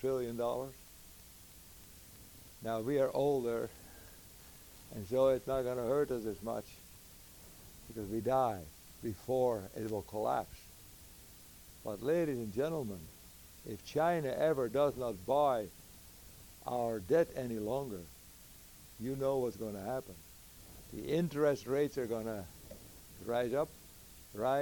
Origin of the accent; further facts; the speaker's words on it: Netherlands; moved away; also born or lived in United States / Africa; I was born in the Netherlands